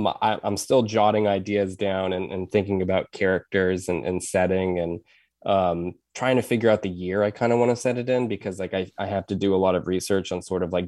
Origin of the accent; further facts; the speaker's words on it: United States; because I grew up on the Res and I had friends whose parents had married in and they were not Native at all.